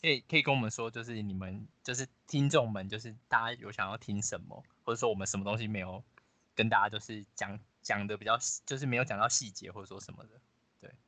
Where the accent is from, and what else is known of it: Taiwan